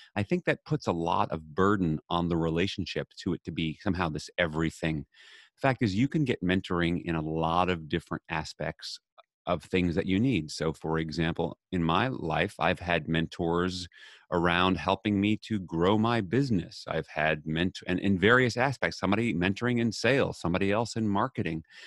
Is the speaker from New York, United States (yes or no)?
yes; New York City, New York, United States; I grew up in New York City